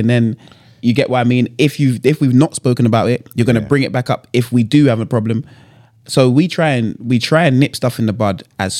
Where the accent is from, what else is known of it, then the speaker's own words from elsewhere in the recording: Ghana; Oh, man, we started talking about, I was from Ghana, where I don't like egg.